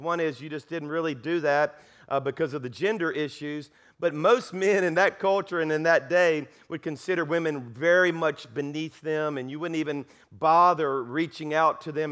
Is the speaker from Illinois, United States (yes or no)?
no; South Louisiana, United States; now in Alabama, United States; I'm from South Louisiana. I'm a Cajun